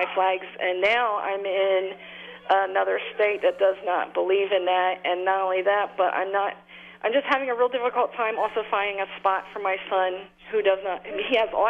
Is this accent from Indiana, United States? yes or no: yes; Indiana, United States; now in New Jersey, United States; I came from Indiana with my two children, and now we're in New Jersey.